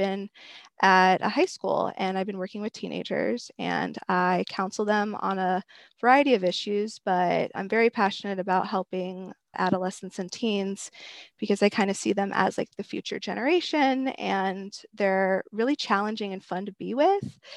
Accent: Los Angeles, California, United States; also born or lived in Thousand Oaks, California / Arizona; I was born and raised in the San Fernando Valley

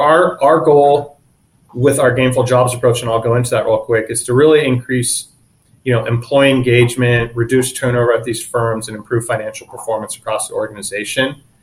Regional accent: San Diego, California, United States; also born or lived in Orange County; one of the few that was born and raised in San Diego.

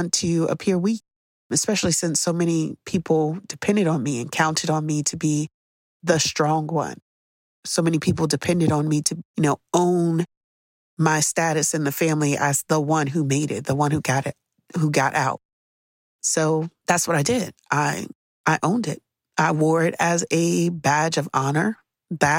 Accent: United States; growing up in America

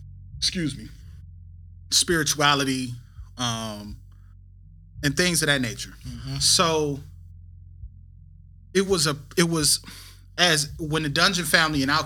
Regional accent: Flint, Michigan, United States; I grew up in Flint.

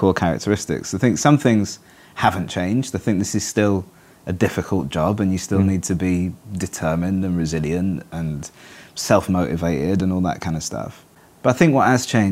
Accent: Manchester, North West England, United Kingdom; also born or lived in Reigate, Surrey / London; now in Cardiff, United Kingdom; I'm from Manchester.

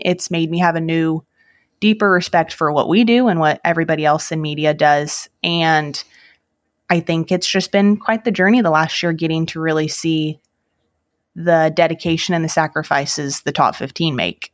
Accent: Salinas, California, United States; now in Missouri, United States; I was born and raised in Salinas, California

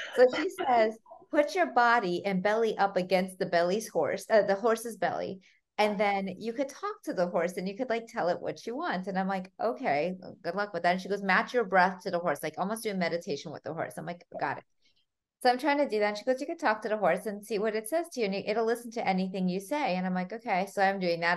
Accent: United States; English is a second language; also born or lived in Armenia; I was five when my parents moved from Armenia to America

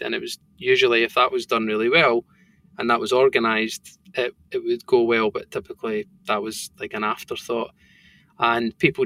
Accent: Bo'ness, Scotland, United Kingdom; accent: thick Scottish; also born or lived in Stirling; where I grew up in Bowness

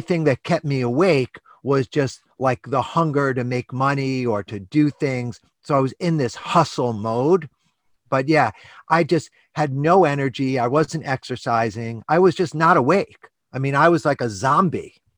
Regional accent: New York City, New York, United States; I grew up in New York City on the standard American diet

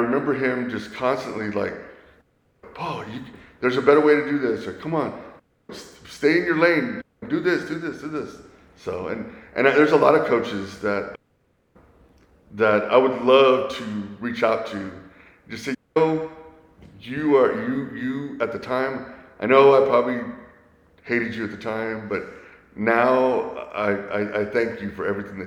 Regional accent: Sugar Land, Texas, United States; moved away as an adult; now in San Antonio, United States; Went to Kempner High School. My husband used to coach at Kempner High School

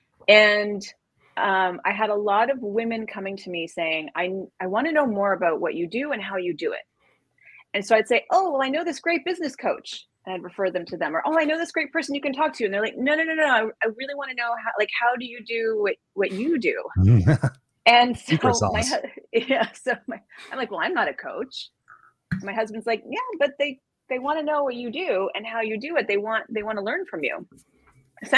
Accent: Canada; now in New York, United States; I'm originally from Canada. I live in New York now with my family.

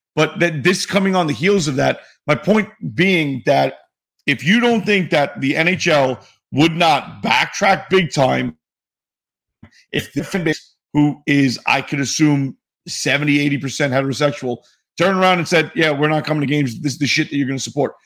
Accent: New York City, New York, United States; I'm from New York City

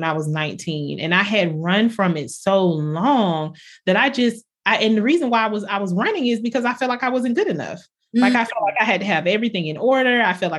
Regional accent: the South, United States; I think growing up in the South, you think of pastors sometimes as people that are, you know, toeing the line and pointing people in a certain direction.

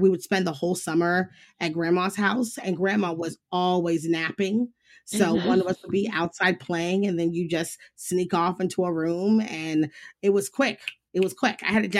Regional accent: Midwest, United States; now in Los Angeles, United States; Growing up in the Midwest was really odd. It was very stifling. I remember even one of the main reasons why I chose to move to Los Angeles was I wanted to live somewhere that fit me better.

